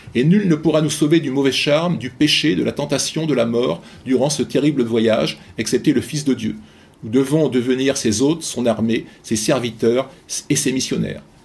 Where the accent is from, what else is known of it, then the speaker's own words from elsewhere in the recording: France; en tant que Français ou Européens de l'Ouest